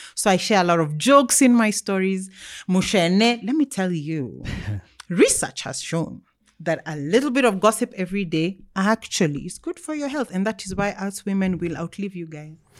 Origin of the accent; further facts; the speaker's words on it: Nairobi, Kenya; I grew up, um, until I was fourteen, we lived in Kileleshwa